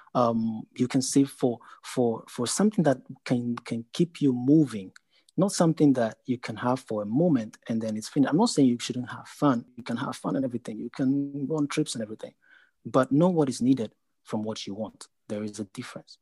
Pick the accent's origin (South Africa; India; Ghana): Ghana; now in Netherlands; I'm a Ghanaian